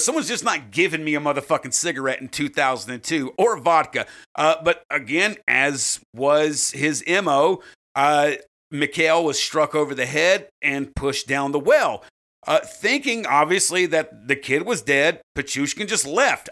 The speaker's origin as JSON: {"language": "English", "country": "United States", "said": "we're obviously from America."}